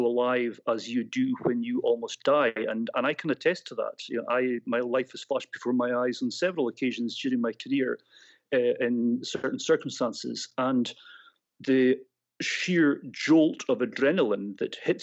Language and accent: English; Scotland, United Kingdom; I'm taking that back to my Scottish roots here, maybe getting a little bit Glaswegian for you there. I'm not from Glasgow